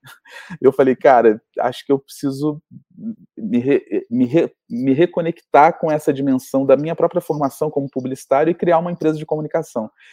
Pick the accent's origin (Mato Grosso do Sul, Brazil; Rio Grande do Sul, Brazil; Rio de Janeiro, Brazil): Rio de Janeiro, Brazil; a gente nasceu no Rio de Janeiro é, com essa referência mineira